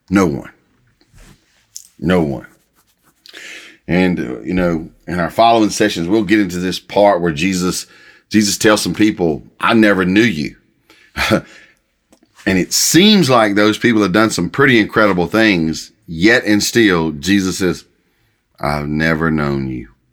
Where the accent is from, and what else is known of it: United States